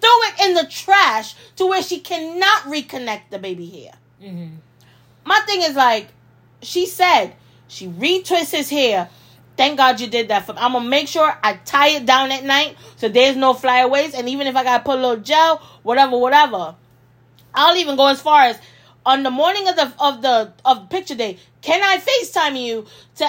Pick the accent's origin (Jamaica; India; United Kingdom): Jamaica; I was born in Jamaica